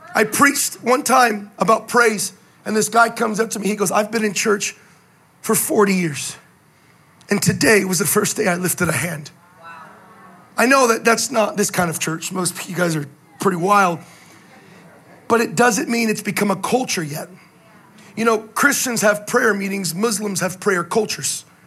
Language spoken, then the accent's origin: English; the Bay Area, California, United States; moved away; I'm from California, originally from the Bay